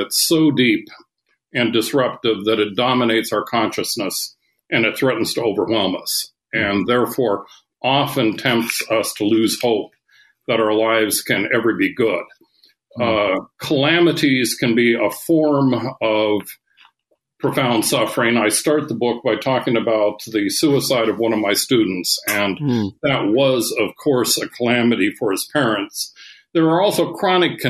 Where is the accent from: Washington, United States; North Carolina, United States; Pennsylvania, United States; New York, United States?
Washington, United States; Seattle; I grew up in Seattle, Washington